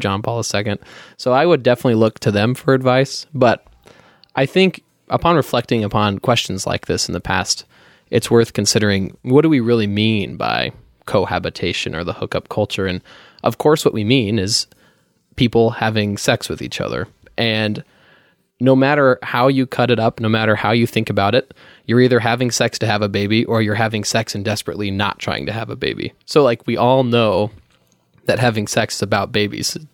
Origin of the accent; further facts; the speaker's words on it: Colorado Springs, Colorado, United States; I was born originally in Colorado Springs, Colorado